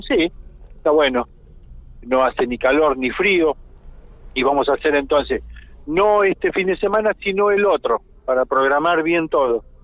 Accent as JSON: {"language": "Spanish", "country": "Argentina", "said": "somos argentinos"}